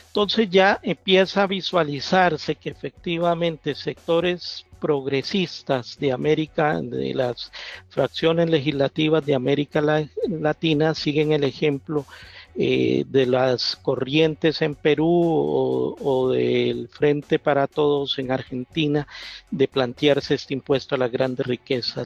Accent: Costa Rica; accent: Costa Rican; vengo de Costa Rica

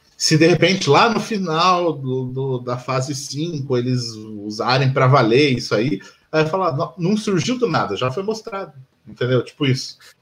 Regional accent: Curitiba, Paraná, Brazil; A gente é de Curitiba

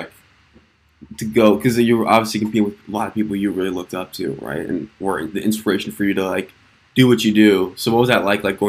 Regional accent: Minnesota, United States; I'm from Minnesota, so we would have like nothing for mountains.

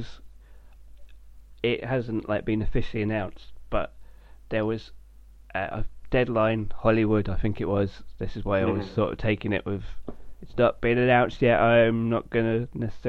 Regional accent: United Kingdom; as a British person

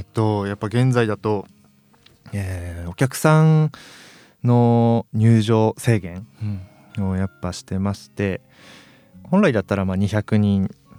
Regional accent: Iwate, Japan; moved away as an adult; also born or lived in Morioka; now in Sendai, Japan; 地元 岩手なんですけど、岩手の盛岡市で一人暮らししてて

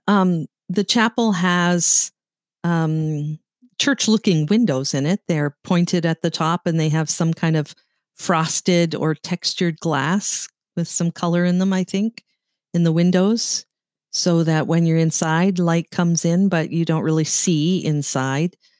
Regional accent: Sault Ste. Marie, Ontario, Canada; I grew up in Sault Ste. Marie, Ontario, Canada

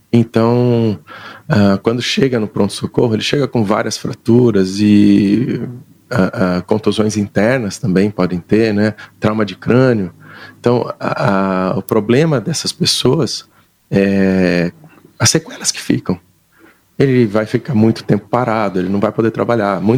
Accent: Londrina, Paraná, Brazil; also born or lived in Maringá; Eu sou de Londrina.

